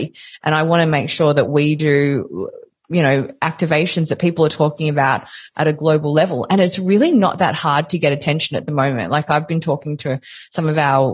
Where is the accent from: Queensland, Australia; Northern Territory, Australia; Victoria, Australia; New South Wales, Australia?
Victoria, Australia; Melbourne; I'm from Melbourne